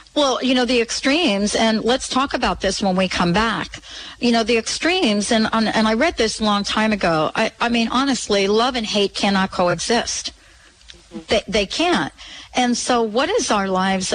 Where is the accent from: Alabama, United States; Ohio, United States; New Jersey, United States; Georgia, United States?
New Jersey, United States; Plainfield; now in Seattle, United States; I grew up in Jersey, graduated from Plainfield High School